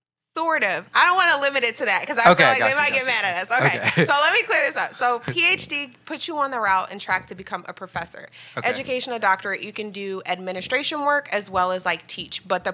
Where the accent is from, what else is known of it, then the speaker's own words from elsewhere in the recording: New Jersey, United States; I'm originally from Jersey in the house.